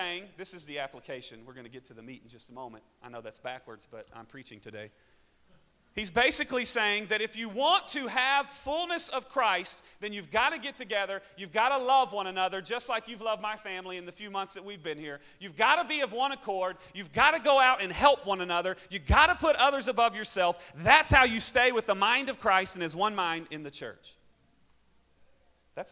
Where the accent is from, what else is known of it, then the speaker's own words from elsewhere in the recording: Arkansas, United States; accent: southern; Arkansas; moved away as an adult; also born or lived in Springfield, Missouri; now in Syracuse, United States; I'm from Arkansas